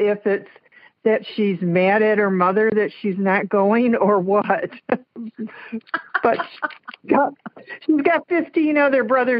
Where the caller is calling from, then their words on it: Jackson, Michigan, United States; I'm calling from Jackson, Michigan.